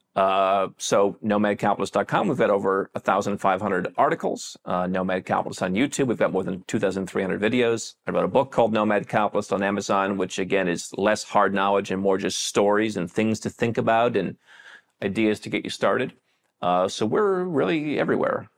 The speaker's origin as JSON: {"language": "English", "country": "United States", "moved": "as an adult", "said": "if I'm American"}